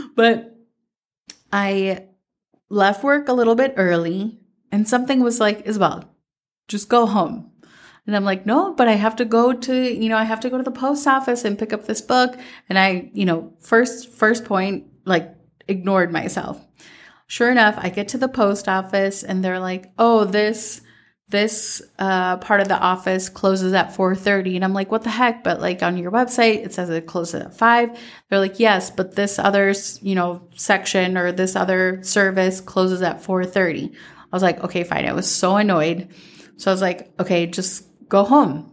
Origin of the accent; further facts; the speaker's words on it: Minnesota, United States; growing up in Minnesota